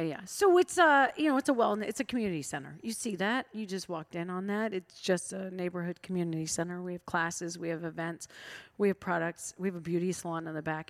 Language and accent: English; Iowa, United States; now in Washington, D.C., United States; I'm from Iowa